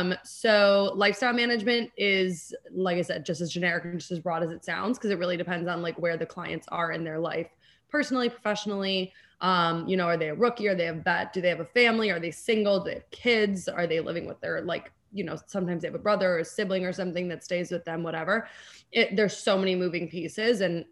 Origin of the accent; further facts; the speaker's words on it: Chicago, Illinois, United States; also born or lived in Los Angeles; I'm from Chicago. So I always like booking Chicago trips